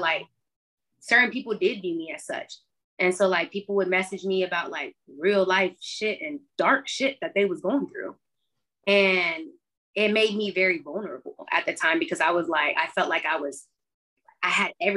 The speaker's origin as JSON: {"language": "English", "town": "Austin", "region": "Texas", "country": "United States", "tie": "born or raised there", "said": "growing up in Austin"}